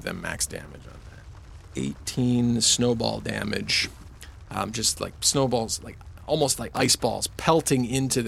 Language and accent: English; Canada; we're Canadian